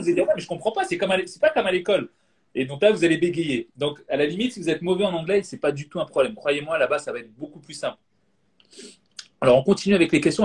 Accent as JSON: {"language": "French", "country": "Guadeloupe", "moved": "yes", "lives_now": "Bordeaux, France", "said": "en ce moment je suis chez moi en Guadeloupe dans la, dans Caraïbe, mais moi j'habite à Bordeaux"}